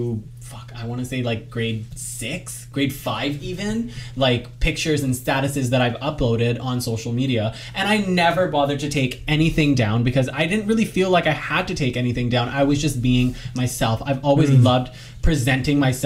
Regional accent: Brampton, Ontario, Canada; I'm from Brampton, Ontario

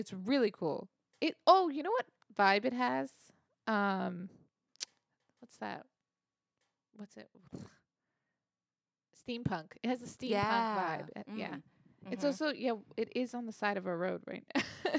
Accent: United States; We're so American.

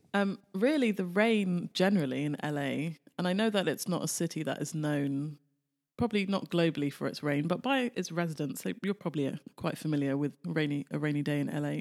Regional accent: United Kingdom; now in Los Angeles, United States; Being British

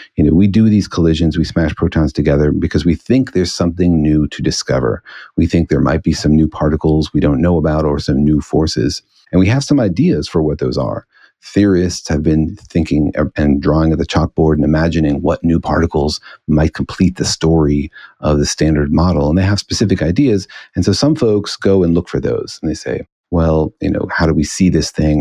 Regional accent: Los Alamos, New Mexico, United States; I grew up in Los Alamos, New Mexico

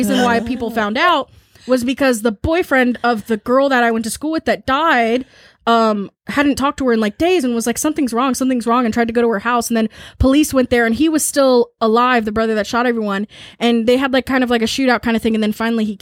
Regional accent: Chesapeake, Virginia, United States; my hometown of Chesapeake

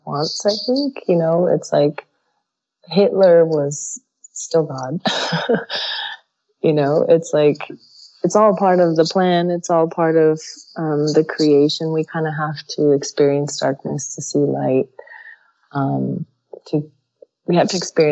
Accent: United States; I was born in the United States, but my relatives in Iran

